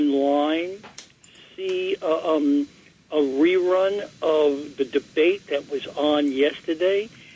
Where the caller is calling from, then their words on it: New York City, New York, United States; I'm calling from Bed-Stuy, Brooklyn.